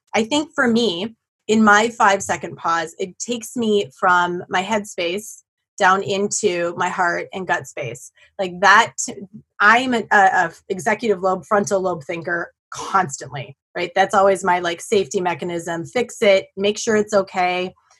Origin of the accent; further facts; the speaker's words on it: Black Earth, Wisconsin, United States; near my hometown of Black Earth